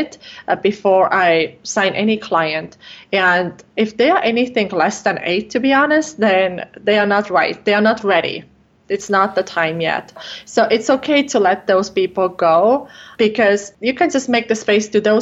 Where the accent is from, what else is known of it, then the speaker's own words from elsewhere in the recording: Estonia; English is a second language; moved away as an adult; now in Minnesota, United States; I'm actually from Estonia, from Northern Europe, but I live here in Minnesota in the United States